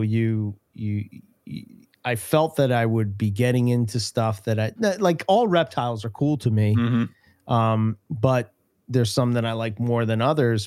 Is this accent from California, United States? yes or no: no; Philadelphia, Pennsylvania, United States; accent: Philadelphia; my Philadelphia accent